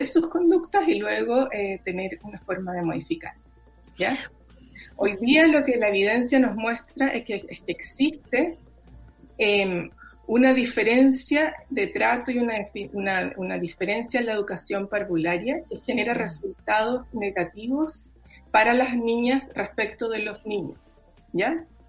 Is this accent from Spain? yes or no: no; Chile